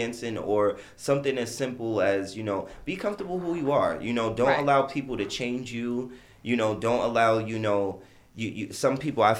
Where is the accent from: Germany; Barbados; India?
Barbados